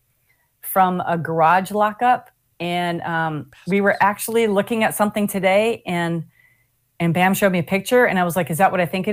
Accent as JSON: {"language": "English", "region": "Minnesota", "country": "United States", "tie": "born or raised there", "also_born_or_lived": "Los Angeles", "moved": "yes", "lives_now": "South Florida, United States"}